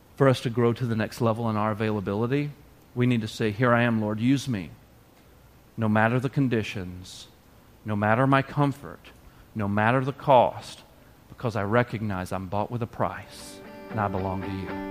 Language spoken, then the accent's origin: English; the South, Arkansas, United States; moved away as an adult; I grew up in the South. I'd never seen this much snow at all. When it would snow like two inches in Arkansas